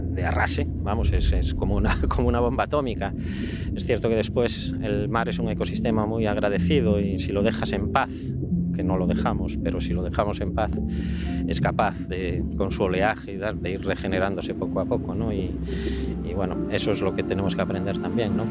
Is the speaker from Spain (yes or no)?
yes; Corrubedo, Galicia, Spain; estuve en mi pueblo, que es Corrubedo